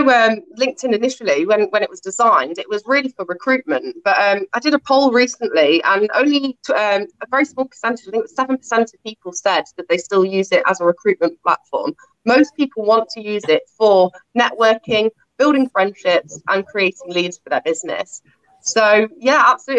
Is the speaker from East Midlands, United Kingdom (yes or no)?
yes; Nottingham, East Midlands, United Kingdom; I'm born and bred in Nottingham in the East Midlands